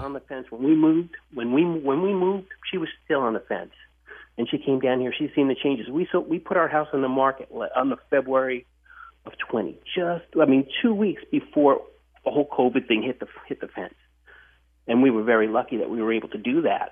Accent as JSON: {"language": "English", "town": "New York City", "region": "New York", "country": "United States", "tie": "born or raised there", "moved": "as an adult", "lives_now": "Mount Pleasant, United States", "said": "I came from New York City, lived there my entire life"}